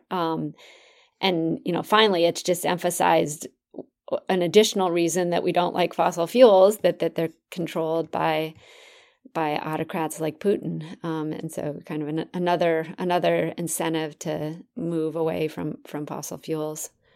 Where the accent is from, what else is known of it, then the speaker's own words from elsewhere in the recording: Minnesota, United States; I grew up in Minnesota, um, the land of ten thousand lakes